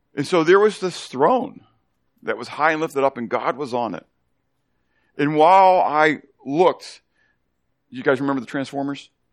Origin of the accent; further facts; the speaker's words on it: Pittsburgh, Pennsylvania, United States; growing up in Pittsburgh